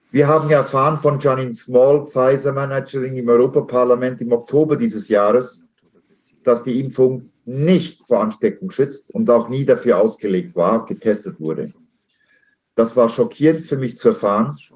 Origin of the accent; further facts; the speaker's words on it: Switzerland; born there; Äh, ich bin Schweizer Bürger, geboren hier